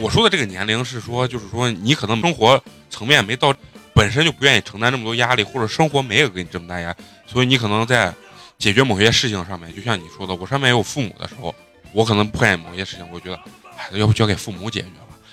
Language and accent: Chinese; Shaanxi, China; accent: Shaanxi dialect; 用咱们陕西话说就是爱咋咋的